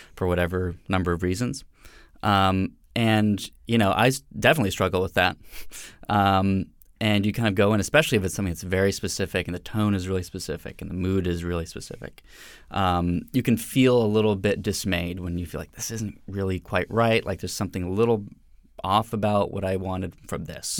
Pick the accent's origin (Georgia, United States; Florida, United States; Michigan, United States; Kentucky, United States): Georgia, United States; Atlanta; moved away; I'm originally from Atlanta, Georgia